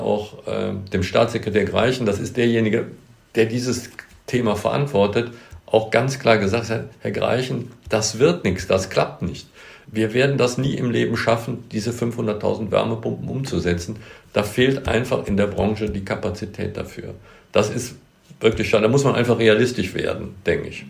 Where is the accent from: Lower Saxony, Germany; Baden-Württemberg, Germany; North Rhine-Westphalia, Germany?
North Rhine-Westphalia, Germany; Bonn; ich bin hier in Bad Godesberg, das ist ein Stadtteil von, von Bonn geboren. Das ist meine Heimat. Hier bin ich zu Hause, hier gibt es eine Godesburg, da habe ich als Kind gespielt